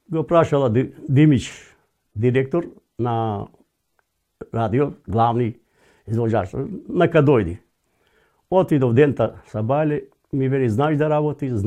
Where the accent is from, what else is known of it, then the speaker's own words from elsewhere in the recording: Prilep, Pelagonia, North Macedonia; moved away as an adult; now in Novi Sad, Serbia; од Прилеп, а инако потеклото е од Кавадарци.